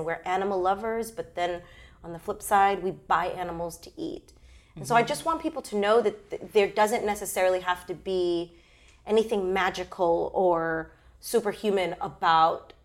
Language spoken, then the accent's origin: English; New York City, New York, United States; I grew up in the Bronx